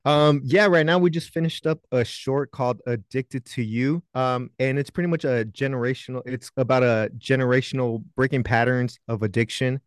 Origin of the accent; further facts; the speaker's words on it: National City, California, United States; now in North Hollywood, United States; I'm from, uh, National City, San Diego, California